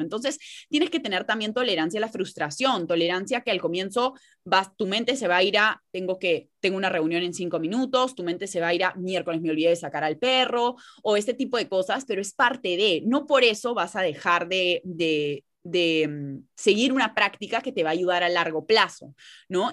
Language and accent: Spanish; Peru; ambas somos de Perú